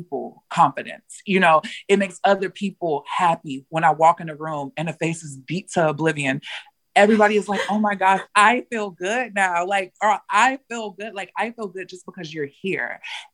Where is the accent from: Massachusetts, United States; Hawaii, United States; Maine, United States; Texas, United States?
Texas, United States; La Marque; I come from the South, very small town outside of Houston, Texas, very small town called Lamarck, Texas